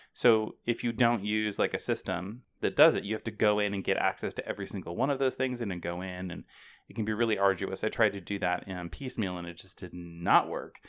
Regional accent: Portland, Oregon, United States; now in Ohio, United States; I grew up in the Portland, Oregon area

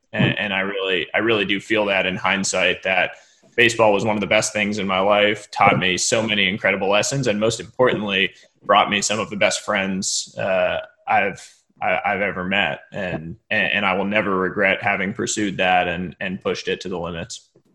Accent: Cambridge, Massachusetts, United States; moved away as an adult; now in Palo Alto, United States; family lives in Boston, Massachusetts, where I grew up. My father's a professor at at Harvard University, uh, so I grew up right just outside Cambridge.

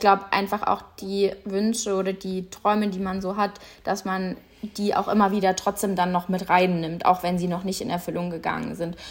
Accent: Munich, Bavaria, Germany; bei uns in München, wo ich aufgewachsen bin, gab es einen Reitstall

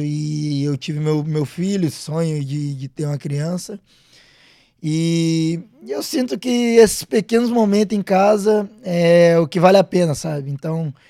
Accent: Minas Gerais, Brazil; moved away; eu sou de Minas, cresci atleticano

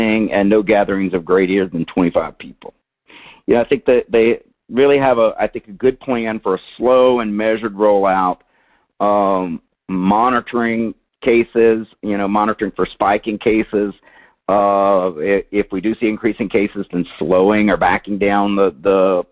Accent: Louisiana, United States; my home state of Louisiana

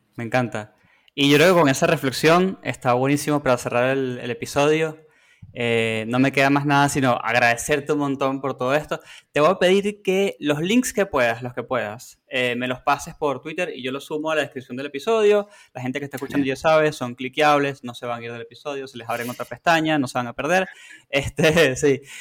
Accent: Venezuela; now in Argentina; Yo soy de Venezuela

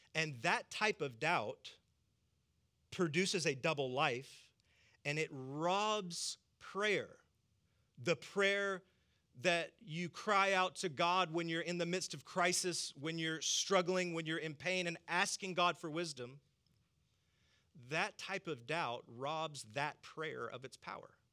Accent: the South, United States; I'm from the South

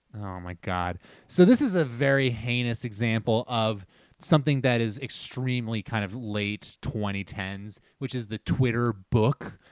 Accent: New Jersey, United States; we're from New Jersey

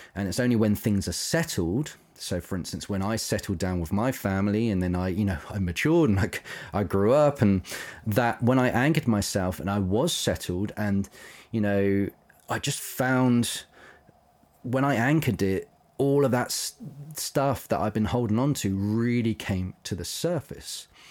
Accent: Isle of Wight, South East England, United Kingdom; moved away; I grew up on the Isle of Wight

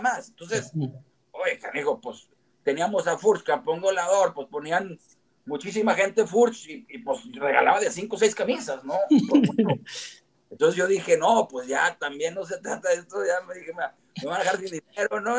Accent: Gómez Palacio, Durango, Mexico; moved away as an adult; also born or lived in Torreón / Lerdo; yo nací en Gómez Palacio, me registraron en Torreón y mi corazón está en Lerdo. Entonces, eh, vamos, sí soy un lagunero 100% eh, hecho y derecho.

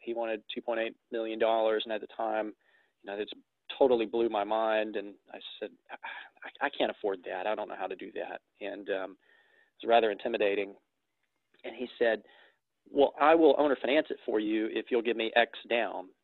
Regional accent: Florence, Alabama, United States; I am based in Florence, Alabama, uh, the Florence Muscle Shoals market. I've uh, born and bred here, been here for 36 years

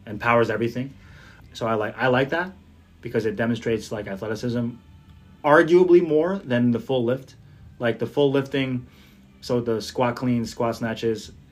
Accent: Jersey City, New Jersey, United States; my hometown of Jersey City

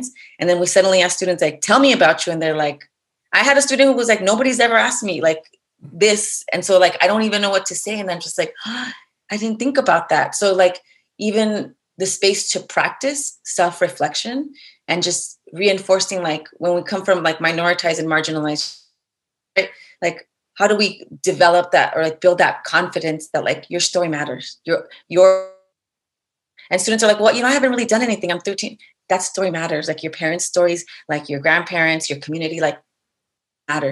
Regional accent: Los Angeles, California, United States; I'm from the community, right? Like I grew up in East LA.

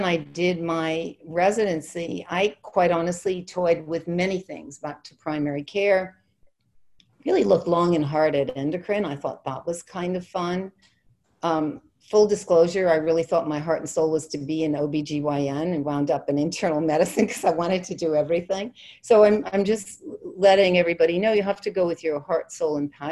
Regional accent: Ireland; I'm Irish

